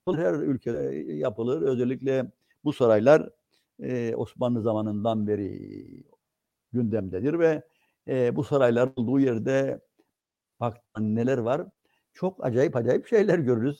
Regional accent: Cyprus; bizim e, Türkiye'den farklılıklarımızı

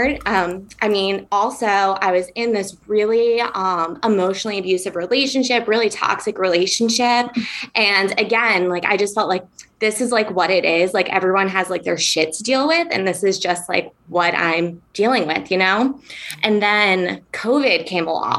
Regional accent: New York, United States; moved away as an adult; now in San Diego, United States; I grew up in New York on the East Coast

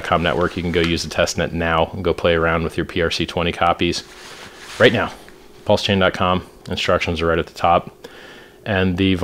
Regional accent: Florida, United States; I'm from Florida

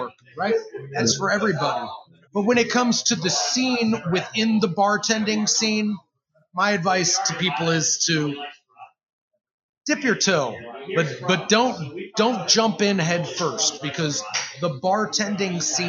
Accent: Chicago, Illinois, United States; now in Louisville, United States; I'm originally from Chicago

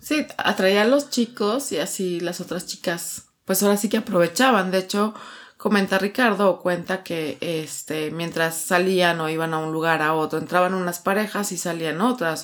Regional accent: Mexico City, Mexico; de aquí, de, de, la Ciudad de México

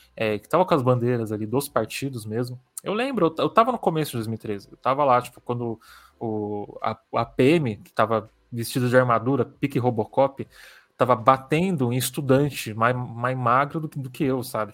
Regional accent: São Paulo, Brazil; também sou de São Paulo, então é, desde que eu nasci

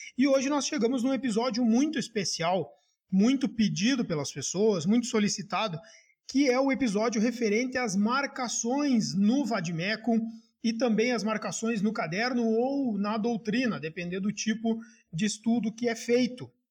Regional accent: Gaúcho, Rio Grande do Sul, Brazil; accent: gaúcho

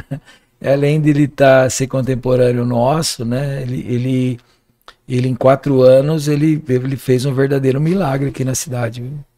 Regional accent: Jundiaí, São Paulo, Brazil; eu sou da região da Vila Rio Branco

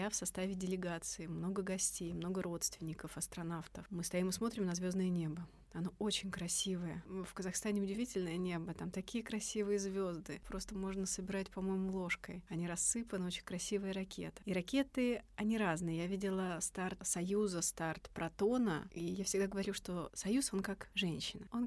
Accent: Ryazan, Ryazan Oblast, Russia; now in Korolyov, Russia; Много лет назад я приехала из Рязани и поселилась в городе Королёв.

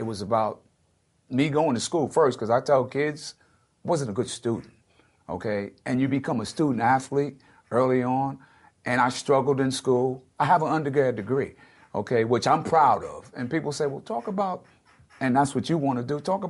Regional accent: New York City, New York, United States; growing up in New York City.

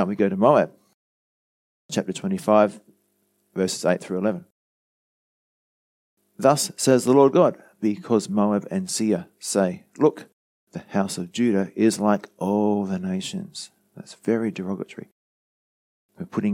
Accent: Australia; us in Australia

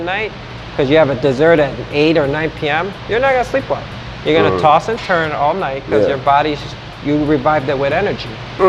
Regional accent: Grand Rapids, Michigan, United States; And I grew up with him in Grand Rapids where he fought, where I used to box.

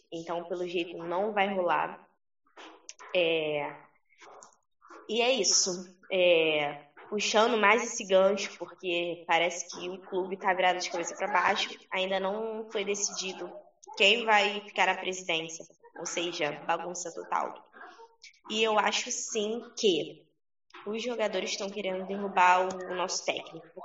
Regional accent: Rio de Janeiro, Brazil; porque eu sou carioca, então qualquer chuvinha eu sinto frio, e é isso, não sou acostumada.

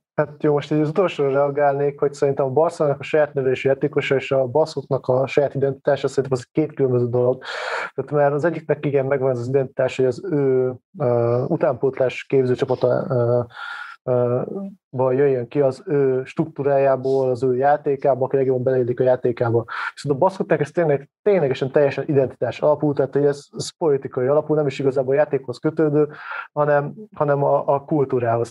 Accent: Hévíz, Zala, Hungary; én kisvárosba származom, tehát Hévíz nem olyan nagy város, mindenki focizott.

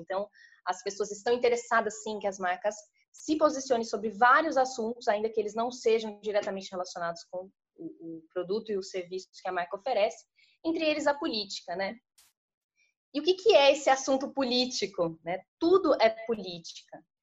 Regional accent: interior of São Paulo, Brazil; sou do interior de São Paulo

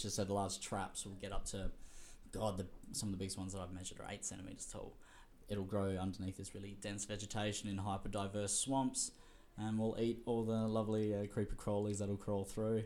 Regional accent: Whyalla, South Australia, Australia; also born or lived in Adelaide; I grew up in Whyalla in country South Australia

